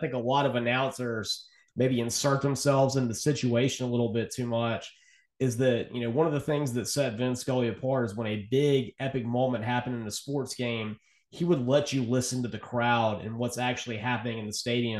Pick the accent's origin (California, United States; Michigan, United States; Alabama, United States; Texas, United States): Alabama, United States; Mobile; my hometown of Mobile, Alabama.